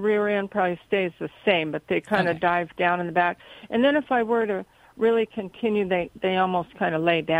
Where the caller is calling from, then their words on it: Cottonwood, California, United States; Cottonwood, California.